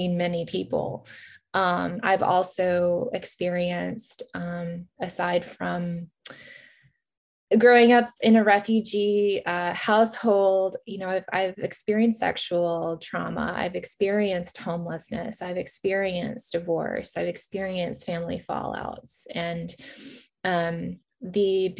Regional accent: Virginia, United States; also born or lived in Kyiv, Ukraine; My family were immigrated here to the United States in Virginia as refugees in 1990.

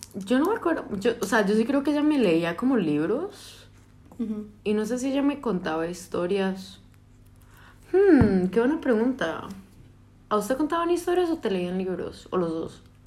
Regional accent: San José, Costa Rica; moved away

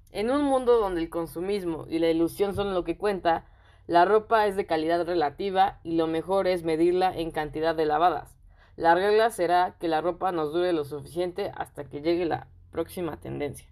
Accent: Mexico; yo soy de México

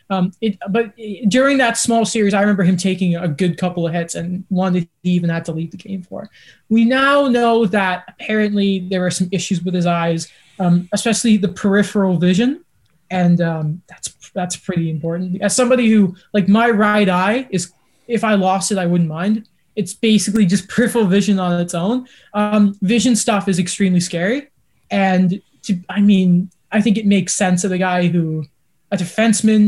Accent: Canada; also born or lived in England; growing up in Canada, despite being English

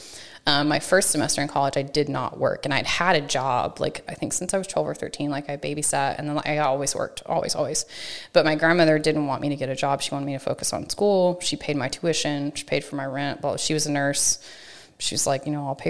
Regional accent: Chandler, Texas, United States; now in College Station, United States; I grew up in East Texas

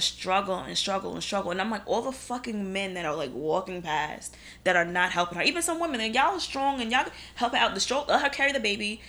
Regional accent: New York, United States; as a New Yorker living in Brooklyn, single woman, by myself, condo

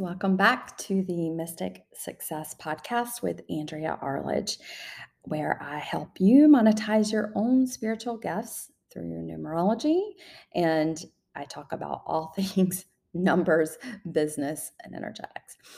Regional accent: the South, Southern United States, United States; accent: Southern; I used to hold myself back so much because of my Southern accent.

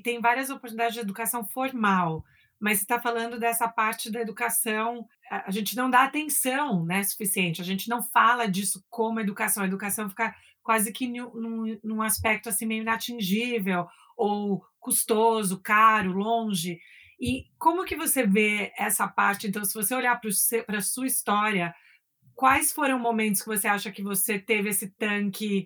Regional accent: São Paulo, Brazil; also born or lived in New York; de São Paulo, crescer em São Paulo

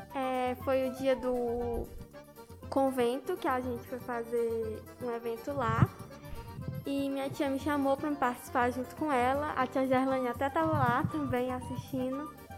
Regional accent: Tianguá, Ceará, Brazil; accent: Tianguá accent

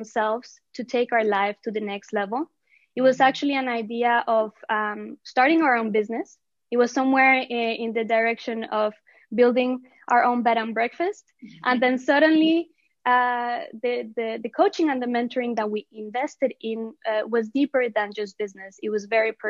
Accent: Colombia; We are Latinas. I mean, we're originally from Colombia

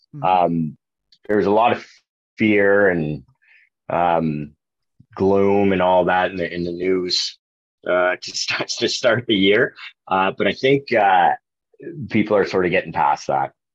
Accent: Kingston, Ontario, Canada; born and raised in Kingston

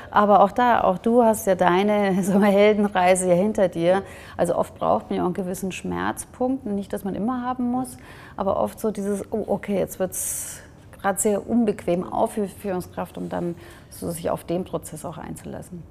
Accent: Germany; Ich bin ja zwar in Deutschland geboren, aber auch mit der ungarischen und deutschen Kultur aufgewachsen

